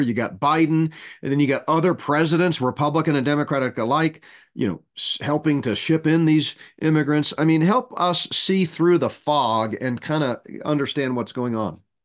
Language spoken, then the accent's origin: English; Texas, United States; moved away as an adult; I grew up in Texas, went to high school and college in Texas.